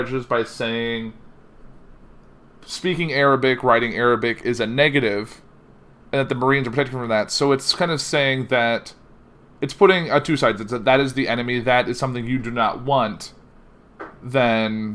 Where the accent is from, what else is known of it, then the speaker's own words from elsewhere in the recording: Danville, Illinois, United States; I grew up in Danville